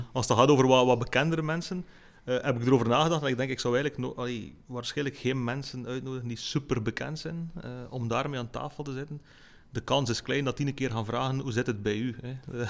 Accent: Lichtervelde, Flanders, Belgium; ik ben geboren in Lichterveld, ik woon er nog altijd

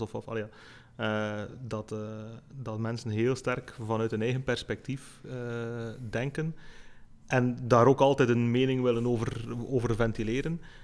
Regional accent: Lichtervelde, Flanders, Belgium; ik ben geboren in Lichterveld, ik woon er nog altijd

